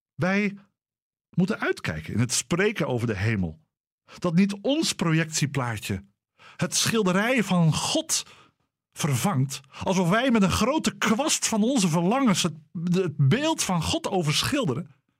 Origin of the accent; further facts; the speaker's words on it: Dordrecht, South Holland, Netherlands; Dordrecht. De stad waar ik ben opgegroeid en waar al mijn familie vandaan komt